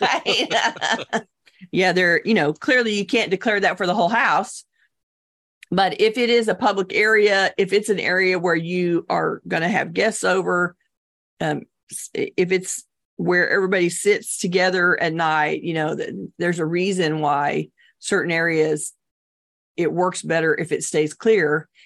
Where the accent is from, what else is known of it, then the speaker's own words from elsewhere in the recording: Texas, United States; I'm Texan